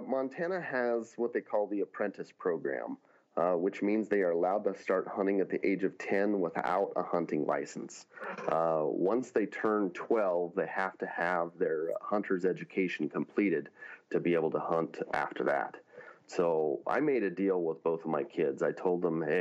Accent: Northern California, United States; moved away as an adult; now in Montana, United States; I grew up in California, Northern California, hunting blacktail

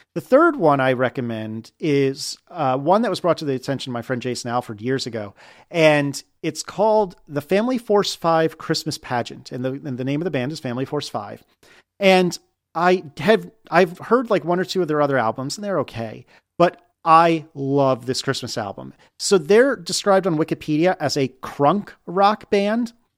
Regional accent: United States; now in Richmond, United States; as an American

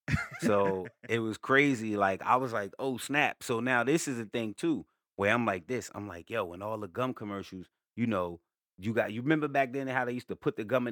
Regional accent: Newark, New Jersey, United States; I mean, I'm from Brick City, Newark, New Jersey, but I moved around a lot.

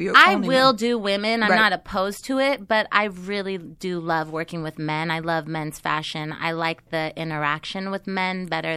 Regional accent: Seattle, Washington, United States; moved away as an adult; now in Los Angeles, United States; I'm originally from Seattle.

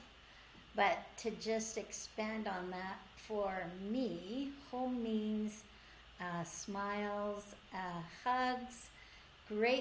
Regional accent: Edmonton, Alberta, Canada; I'm coming from Beaver Hills House in Edmonton.

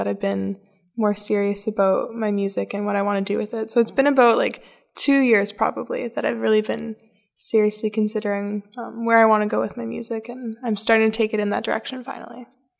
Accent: Red Rock, Ontario, Canada; I'm from Red Rock, Ontario, a really small little town, the hometown of Live from the Rock Folk Festival.

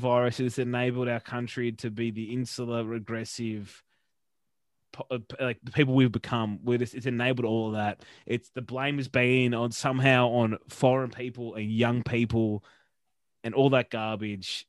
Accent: Queensland, Australia; I'm a Queenslander

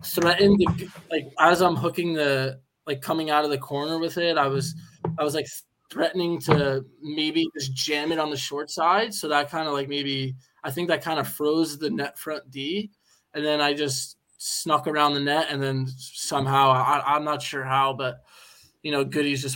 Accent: United States; moved away as an adult; now in Belfast, United Kingdom; I'm from the United States

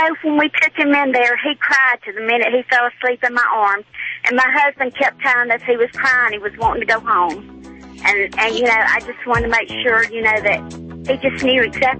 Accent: Alabama, United States; accent: Southern; I am from the South. We're from Alabama.

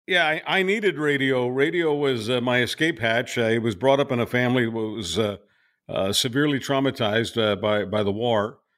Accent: Montreal, Quebec, Canada; moved away as an adult; also born or lived in Budapest, Hungary / Calgary; technically Budapest is my hometown, but Montreal is a town I was raised in.

